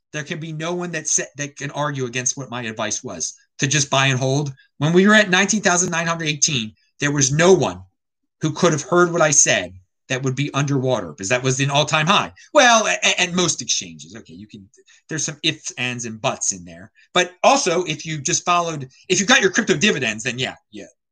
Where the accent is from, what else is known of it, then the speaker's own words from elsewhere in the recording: United States; as an American